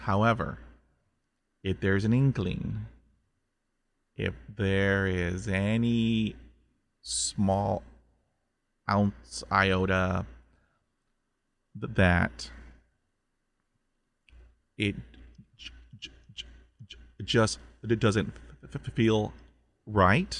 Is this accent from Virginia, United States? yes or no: no; Corpus Christi, Texas, United States; we grew up in Southeast Texas, Corpus Christi